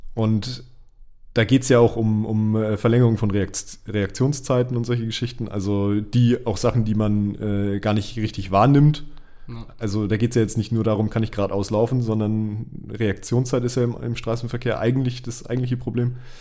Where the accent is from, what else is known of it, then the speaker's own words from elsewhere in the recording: Bavaria, Germany; bei uns in Bayern